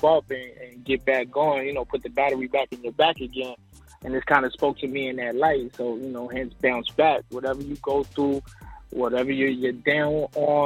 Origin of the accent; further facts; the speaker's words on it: New York City, New York, United States; now in Atlanta, United States; Originally from New York, BX Borough